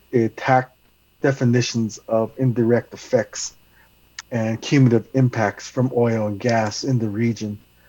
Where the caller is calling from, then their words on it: Albuquerque, New Mexico, United States; I'm from calling from New Mexico, from the occupied lands of the Tiwa people in Albuquerque, because there's a good internet here.